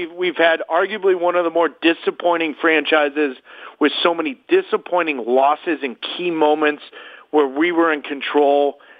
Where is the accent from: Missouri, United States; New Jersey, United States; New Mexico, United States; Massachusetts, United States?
Missouri, United States; St. Louis; moved away as an adult; also born or lived in Minnesota; now in Boston, United States; I was born in Minnesota with my dad was playing. Anyway, when I was six years old, we were back in St. Louis. And then I was there too, all the way through high school. So, but I've been in Boston longer